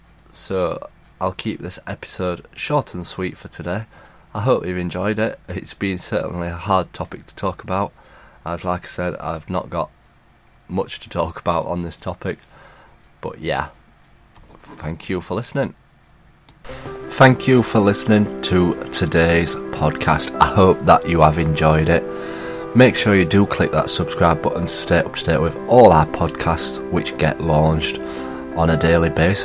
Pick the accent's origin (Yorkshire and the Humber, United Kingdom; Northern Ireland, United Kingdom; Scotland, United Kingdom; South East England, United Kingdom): Yorkshire and the Humber, United Kingdom; Sheffield; I'm from Sheffield.